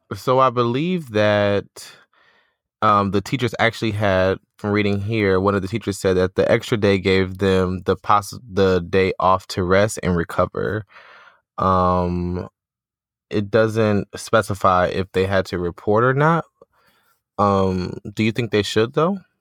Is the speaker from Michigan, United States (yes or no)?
yes; Detroit, Michigan, United States; My hometown of Detroit.